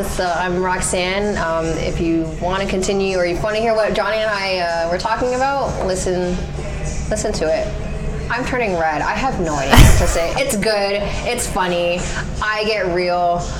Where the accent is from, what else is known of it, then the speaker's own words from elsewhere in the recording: Canada; I was born and raised in Canada.